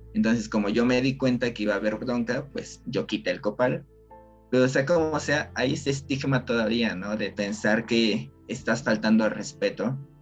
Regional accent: Mexico; como sociedad mexicana

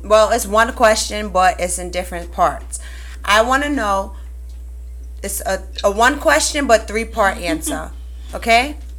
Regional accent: Brooklyn, New York, United States; That's that Brooklyn down shit. South. I'm from Brooklyn. What's popping?

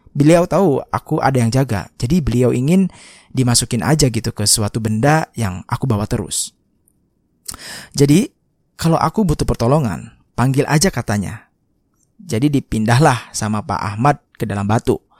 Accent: Sumatra, Indonesia; aku ini asli Sumatera.

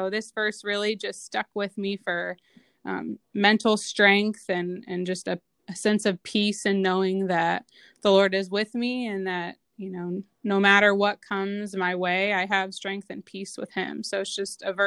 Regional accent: Mason, Ohio, United States; also born or lived in Cincinnati, Ohio; I grew up in Mason, Ohio.

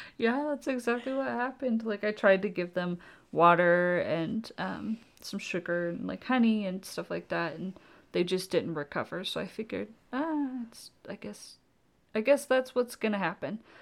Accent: Oklahoma, United States; growing up in Oklahoma

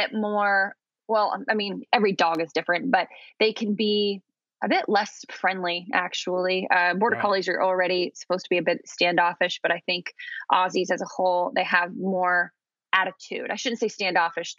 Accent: Illinois, United States; now in Los Angeles, United States; I grew up in Illinois, which is really humid

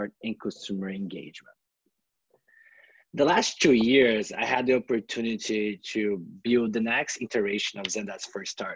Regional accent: Brazil; moved away as an adult; also born or lived in California, United States; now in Bay Area, United States; I come from this countryside city in Brazil that is very laid back

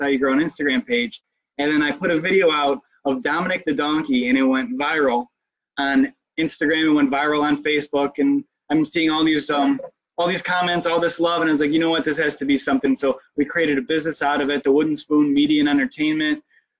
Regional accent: Niagara Falls, New York, United States; Born and raised in Niagara Falls, New York, Western New York, Buffalo area. Big Italian family, of course.

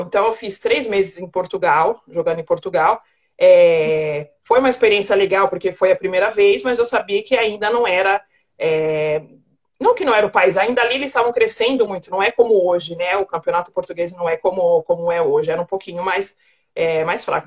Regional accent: Mauá, São Paulo, Brazil; eu nasci, eu nasci na cidade de Mauá, na Grande São Paulo

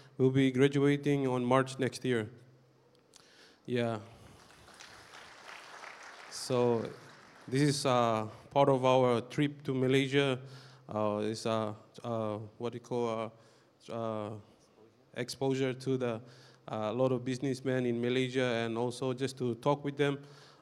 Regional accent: Papua New Guinea; I'm from Papua New Guinea.

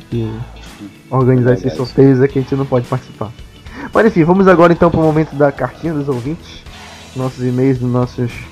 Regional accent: São Paulo, Brazil; tá, sou de São Paulo.

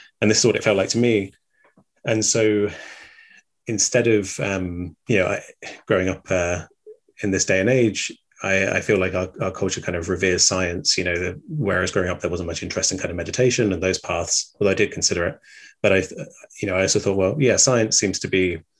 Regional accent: England, United Kingdom; growing up in England

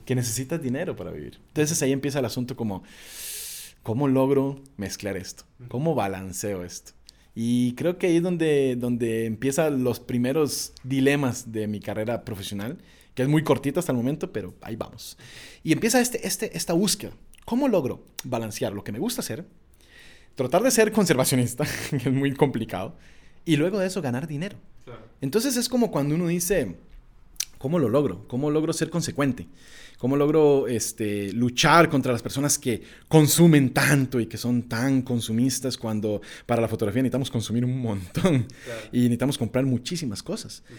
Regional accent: Esparza, Puntarenas, Costa Rica; moved away; also born or lived in Escazú, San José; nací en un pequeñísimo pueblo en el Pacífico el Pacífico Central de Costa Rica, que se llama Esparza, más específicamente en un pueblito que se llama Marañonal

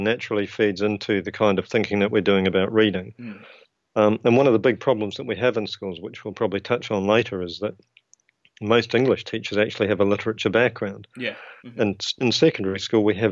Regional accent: New Zealand; accent: New Zealand (implied); now in United Kingdom; I trained to be a teacher in New Zealand

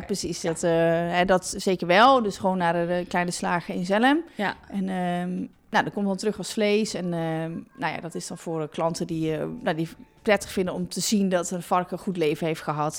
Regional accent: Ommen, Overijssel, Netherlands; moved away as an adult; also born or lived in Zwolle / Arnhem; now in Achterhoek, Netherlands; ik kom uit Ommen. Daar ben ik geboren.

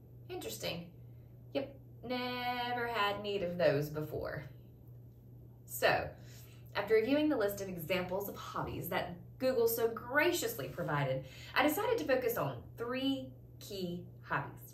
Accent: the South, United States; I was raised in the South

